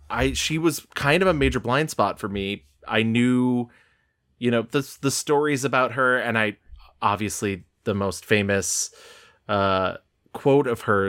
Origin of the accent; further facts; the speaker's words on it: New York, United States; Because I grew up in New York, but not the city portion